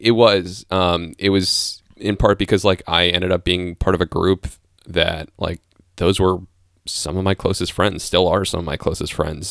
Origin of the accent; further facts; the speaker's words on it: Bethesda, Maryland, United States; moved away; I grew up in, uh, in the D C area, Bethesda